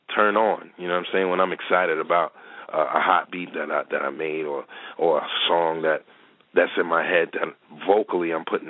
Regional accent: New York City, New York, United States; I'm from the Bronx, man. I'm from Gun Hill Road, bro. I'm right off

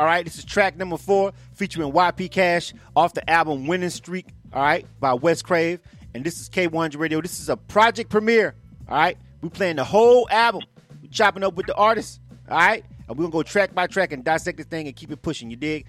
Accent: Panama City, Florida, United States; Not too far from Panama City, Florida, my hometown.

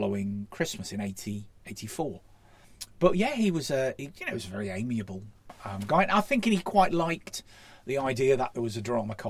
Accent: Llandudno, Wales, United Kingdom; used to have a theatre residence in Llandudno, my hometown

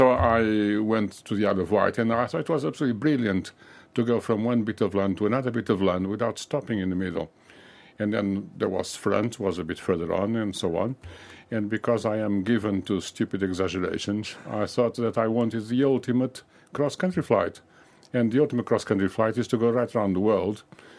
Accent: Lisbon, Portugal; now in United Kingdom; I was born in Lisbon.

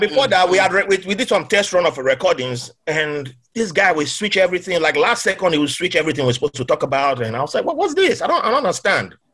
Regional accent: Nigeria; moved away as an adult; also born or lived in Bahrain; now in United States; growing up in Nigeria

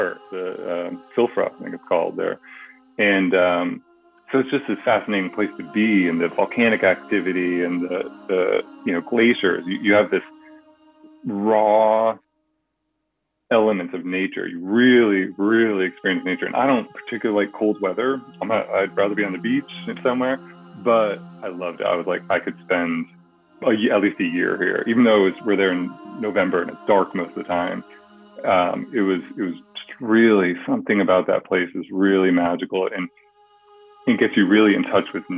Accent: New England, United States; now in California, United States; I grew up in New England, so I had at least seasons

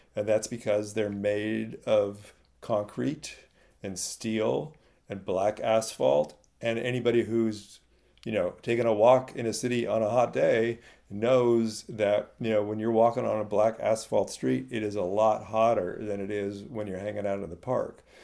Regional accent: Silicon Valley, California, United States; I grew up in California in the middle of Silicon Valley

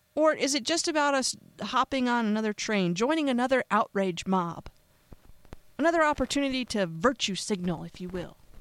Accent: United States; I'm an American

